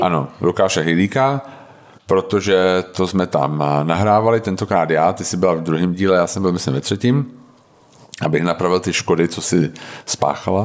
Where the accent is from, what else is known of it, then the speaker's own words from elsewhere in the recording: Czechia; u nás jako Češi